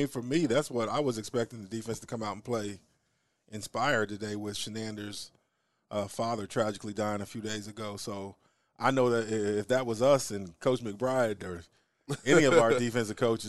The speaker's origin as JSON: {"language": "English", "town": "Springfield", "region": "Missouri", "country": "United States", "tie": "born or raised there", "also_born_or_lived": "Lawton, Oklahoma / Lincoln, Nebraska", "moved": "as an adult", "said": "I'm from Springfield, Missouri."}